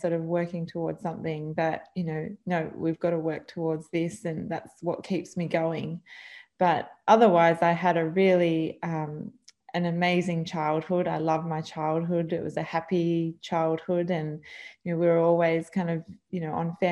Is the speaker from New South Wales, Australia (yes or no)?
yes; Vincentia, New South Wales, Australia; also born or lived in Camden, New South Wales; So growing up on the South Coast, we actually moved down. We were living in Camden, and then my mum and dad moved down to Vincentia on the South Coast of New South Wales when I was about 2 years old